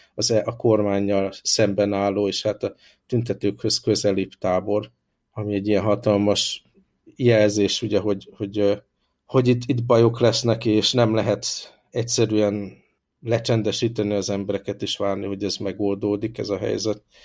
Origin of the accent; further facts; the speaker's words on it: Hungary; moved away as an adult; now in Hong Kong; én, hála Isten, olyan környezetben nőttem föl Magyarországon